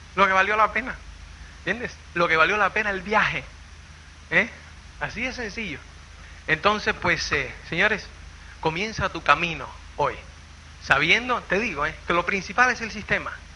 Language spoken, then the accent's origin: Spanish; Cuba; moved away as an adult; also born or lived in Spain; uno, como es cubano